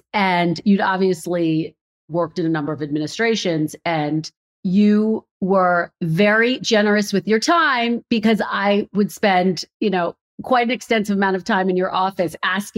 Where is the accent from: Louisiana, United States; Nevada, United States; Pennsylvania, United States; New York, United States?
Pennsylvania, United States; Philadelphia; moved away as an adult; also born or lived in Redding, California / Providence, Rhode Island / Burbank, California; now in Washington, DC, United States; Philadelphia, my hometown.